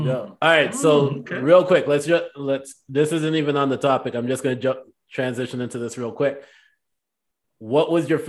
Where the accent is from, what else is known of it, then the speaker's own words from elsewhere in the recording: Jamaica; moved away; I spent 3 years growing up in Jamaica